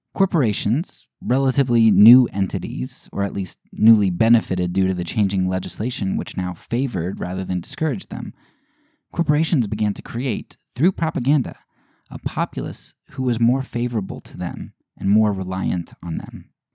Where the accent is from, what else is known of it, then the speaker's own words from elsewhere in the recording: United States; as an American citizen, uh, as a white middle class citizen